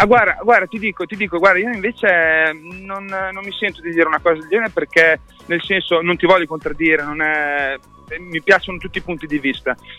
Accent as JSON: {"language": "Italian", "town": "Modena", "region": "Emilia-Romagna", "country": "Italy", "said": "sono di Modena"}